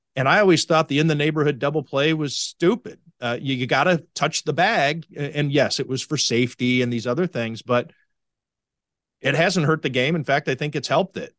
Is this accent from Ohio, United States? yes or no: yes; Cleveland, Ohio, United States; I grew up in Cleveland